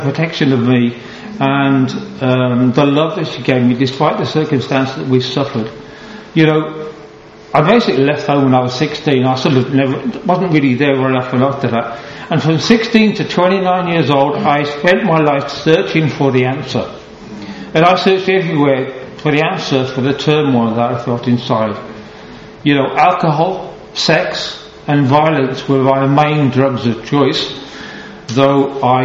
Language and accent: English; Halesowen, West Midlands, United Kingdom; also born or lived in Bromsgrove; I was born in Bromsgrove 53 years ago on Thursday, and I was raised in Hales Owen. So technically I'm a black country boy